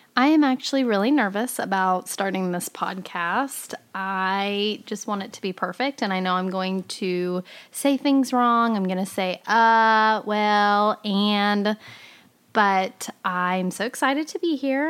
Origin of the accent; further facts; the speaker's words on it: Fairview, Oklahoma, United States; also born or lived in Edmond, Oklahoma / Tulsa, Oklahoma; now in Oklahoma City, United States; my hometown of Fairview